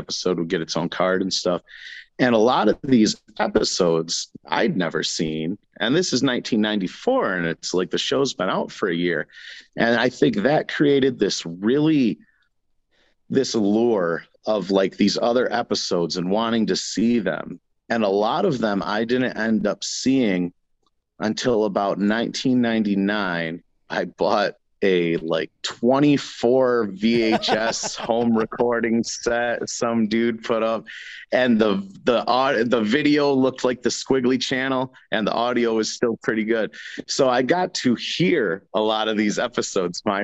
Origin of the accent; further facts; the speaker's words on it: New York, United States; we're from New York